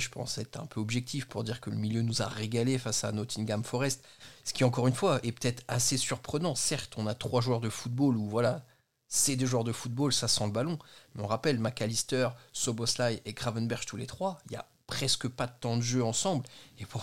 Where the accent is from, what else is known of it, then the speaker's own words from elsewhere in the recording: Belgium; le bas blessé je suis belge, je défonce la langue Il française.